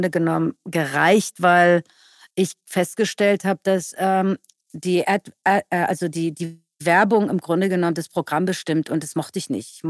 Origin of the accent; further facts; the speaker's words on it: Iran; now in Germany; Ich würde sagen, mein Ursprung ist der Iran, aber meine Heimat, in der ich lebe, ist Deutschland.